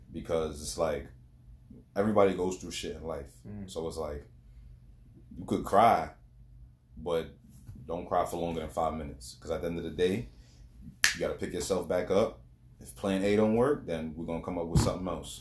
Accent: New York City, New York, United States; now in Long Island, United States; That's where I'm from

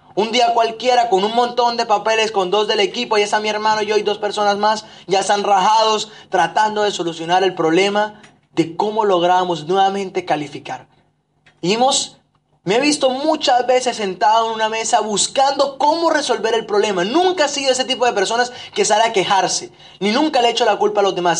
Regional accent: Barranquilla, Atlántico, Colombia; moved away as an adult; also born or lived in Medellín; mi ciudad de origen

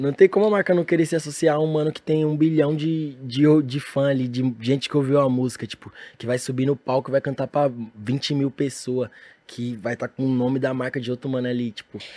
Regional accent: São Paulo, Brazil; eu sou de São Paulo

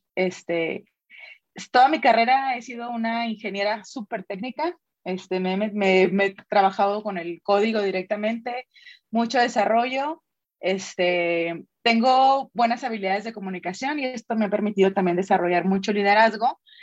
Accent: Sonora, Mexico; moved away as an adult; now in Guadalajara, Mexico; soy sonorense, Hace 14 años me vine a probar, suerte por acá a Jalisco.

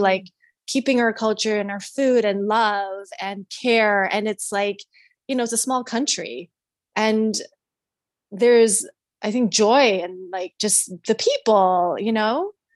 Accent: Canada; now in United States; I grew up in Canada

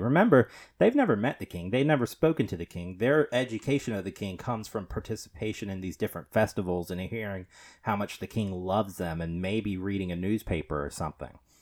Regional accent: United States; we're Americans.

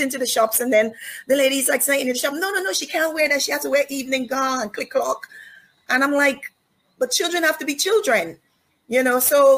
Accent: Guyana; born there; And I was born in Guyana.

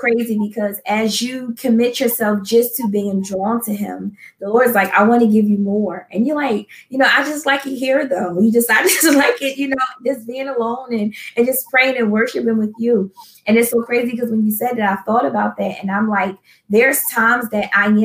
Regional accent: Philadelphia, Pennsylvania, United States; moved away as an adult; now in New Jersey, United States; I'm originally though from Philadelphia, I've been in New Jersey, I think, for maybe like almost 3 years now

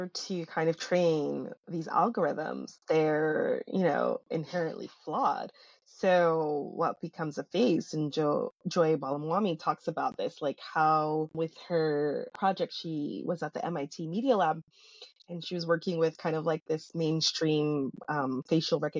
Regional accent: New York City, New York, United States; I was born and raised in Brooklyn.

